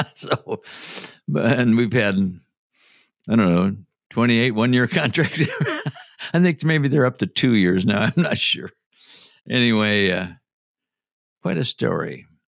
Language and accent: English; Postville, Iowa, United States; moved away as an adult; now in Minneapolis, United States; Was I born and raised in Minnesota? No, I was not. Real close, I was born just south of Rochester, Minnesota, in a small town of Postville, Iowa